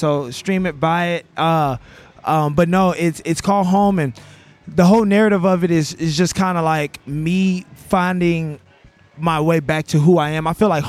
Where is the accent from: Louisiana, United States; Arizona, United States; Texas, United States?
Louisiana, United States; Baton Rouge; I'm from Baton Rouge as well.